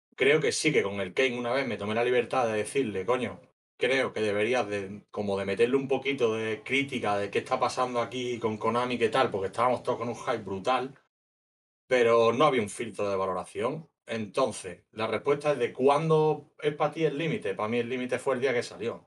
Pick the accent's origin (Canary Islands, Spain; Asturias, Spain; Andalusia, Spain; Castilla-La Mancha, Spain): Andalusia, Spain; Huelva; moved away as an adult; also born or lived in Colombia / Peru / South America / Europe; nací en un pueblo de Huelva y he estado la mitad de mi vida básicamente fuera de mi pueblo